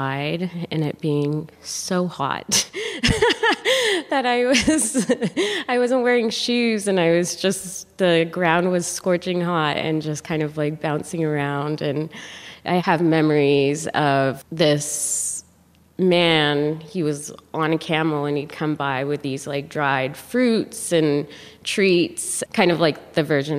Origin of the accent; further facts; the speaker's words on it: Canada; also born or lived in Khartoum, Sudan; I was born in Khartoum, Sudan, and grew up in Canada.